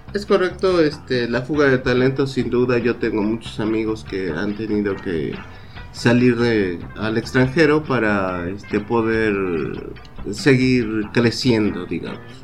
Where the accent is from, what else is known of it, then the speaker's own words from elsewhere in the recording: Mexico; los mexicanos somos excelentes integradores